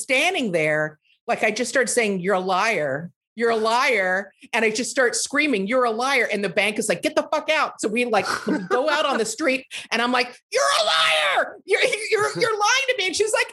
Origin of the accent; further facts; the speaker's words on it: Lubbock, Texas, United States; moved away as an adult; also born or lived in New York; my hometown, from Lubbock, Texas